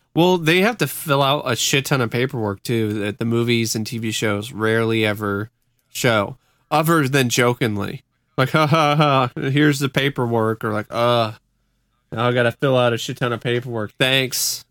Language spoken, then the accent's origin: English; Vancouver, Washington, United States; Vancouver, Washington